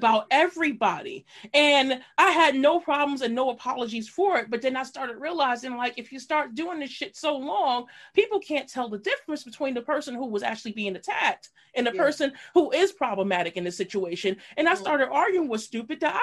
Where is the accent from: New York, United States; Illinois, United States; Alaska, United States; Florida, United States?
New York, United States; New York City; best style from high school, East New York.